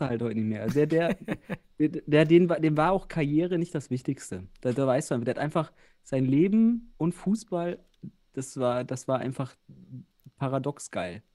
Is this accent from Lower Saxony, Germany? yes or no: yes; Osnabrück, Lower Saxony, Germany; ich komme ja auch aus Osnabrück